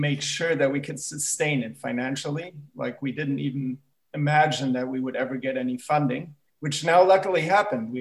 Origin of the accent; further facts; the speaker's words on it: Germany; also born or lived in United States / New York; now in Berlin, Germany; I'm originally from the States, but I grew up in Germany